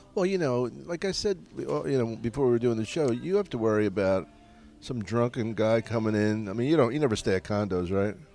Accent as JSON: {"language": "English", "town": "Philadelphia", "region": "Pennsylvania", "country": "United States", "said": "I'm from Philly"}